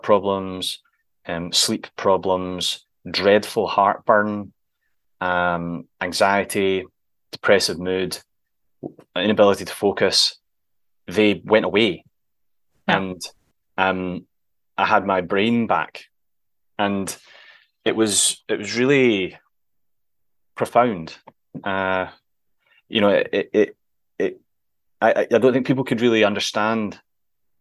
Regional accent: Scotland, United Kingdom; we're both Scottish

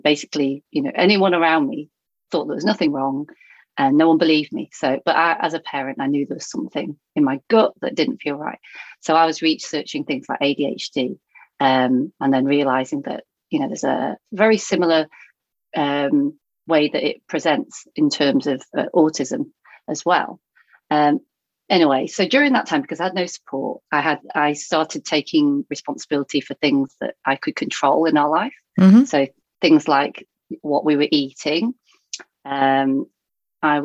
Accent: Thornton, North West England, United Kingdom; now in Baldock, United Kingdom; I grew up up north in Lancashire near Blackpool. So most people have heard of Blackpool, but I came from a small town called Thornton.

